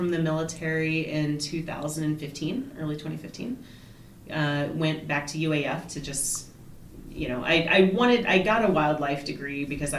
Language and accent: English; Chicago, Illinois, United States; also born or lived in Indiana / Virginia / Colorado / Germany; So I was born in Indiana, but I have lived in Virginia and Colorado and Germany as a child. But I went to high school in Chicago, and south side of Chicago